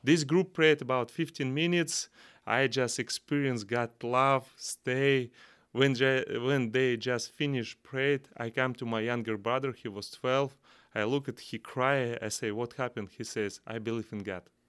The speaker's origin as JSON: {"language": "English", "country": "Kazakhstan", "tie": "born or raised there", "second_language": "English", "said": "from Central Asia, Kazakhstan"}